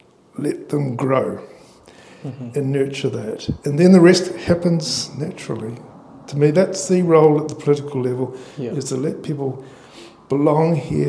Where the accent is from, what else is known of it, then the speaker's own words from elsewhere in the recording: Australia; now in New Zealand; as Australian, but obviously support here in New Zealand